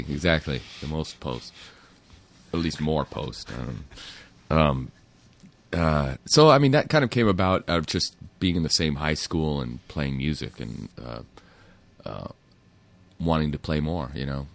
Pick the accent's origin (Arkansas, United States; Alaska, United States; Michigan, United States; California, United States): California, United States; Manhattan Beach; also born or lived in New York City; I grew up in the South Bay, Manhattan Beach, Hermosa Beach